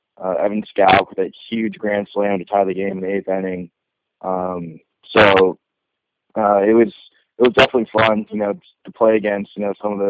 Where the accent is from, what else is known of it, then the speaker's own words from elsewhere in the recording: West Coast, United States; I'm from the West Coast